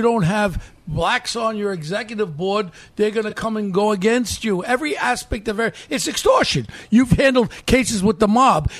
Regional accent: New York, United States; I'm a New Yorker.

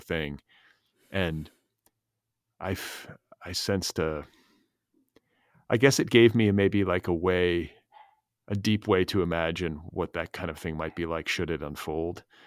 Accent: United States; as an American reader

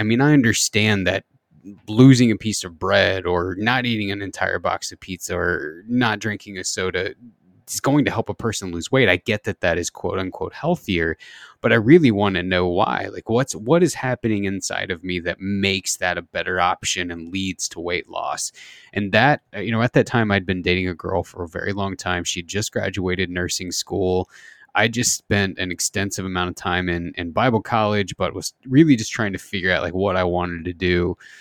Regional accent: Southern Indiana, United States; I grew up in the Midwest, uh, in, in Indiana, Southern Indiana

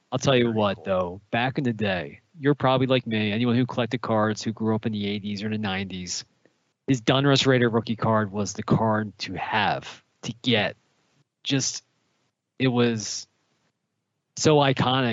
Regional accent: Philadelphia, Pennsylvania, United States; now in Tampa, United States; I live in Tampa now, but I am from Philadelphia

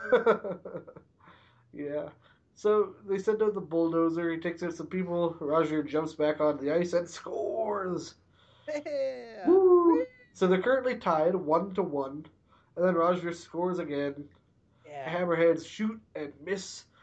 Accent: Canada; I'm Canadian

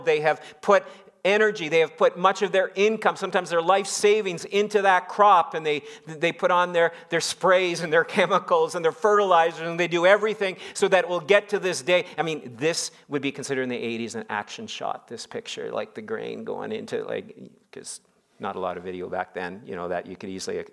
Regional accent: Saskatchewan, Canada; moved away; growing up in Saskatchewan

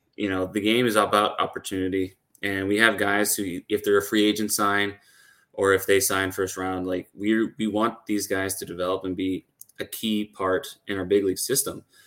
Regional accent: Puerto Rico; moved away; I'm actually from Puerto Rico

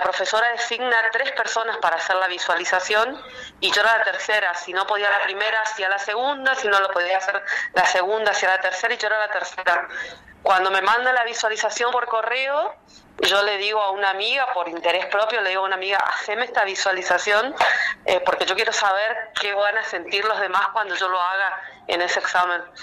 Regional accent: Chaco, Argentina; also born or lived in Corrientes, Argentina; Nací en la provincia de Corrientes, eh, en la capital de Corrientes, pero el Chaco me adoptó cuando tenía seis años y bueno, soy chaqueña

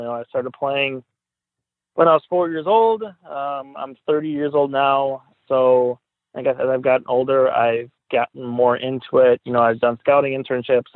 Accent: Buffalo, New York, United States; also born or lived in Tonawanda, New York; I grew up in Riverside

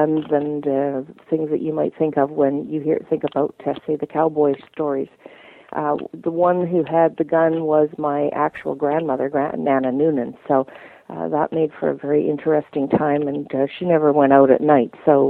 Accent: Canada; we're Irish-Canadian

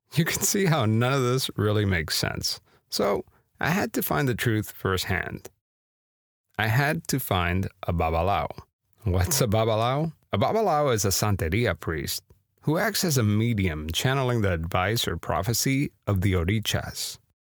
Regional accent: Miami, Florida, United States; growing up in Miami, as a kid

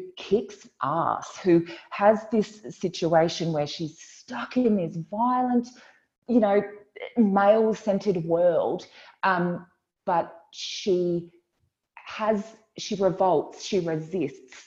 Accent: Queensland, Australia; I grew up in Queensland, so I know those landscapes

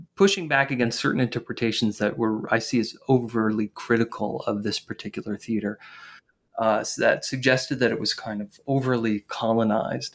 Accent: northern New Jersey, United States; I grew up in, in northern New Jersey

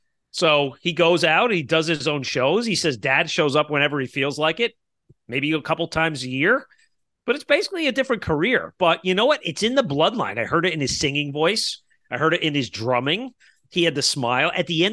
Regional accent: Kearney, New Jersey, United States; they played down in my hometown of Kearney, New Jersey, where I grew up, at a bar called Jimmy's Bar and Grill, somewhere that I haven't been to in 20 years.

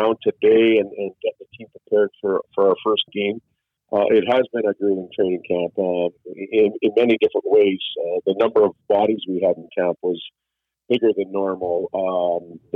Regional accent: Saskatchewan, Canada; now in South Bay, United States; I'm from Saskatchewan.

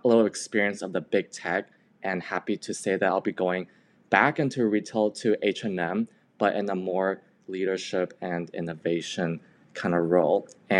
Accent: Taipei, Taiwan; moved away; I'm current MBA 2. I'm from Taipei, Taiwan.

